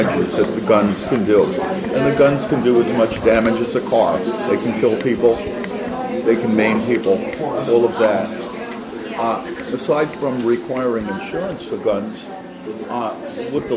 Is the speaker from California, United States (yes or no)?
no; New York City, New York, United States; I'm from Brooklyn, New York, 18 blocks from where Bernie was born